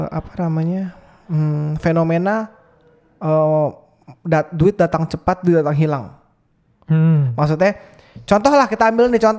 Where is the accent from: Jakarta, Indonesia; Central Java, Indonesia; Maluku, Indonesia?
Jakarta, Indonesia; Gini, karena gue dari lahir di Jakarta gitu.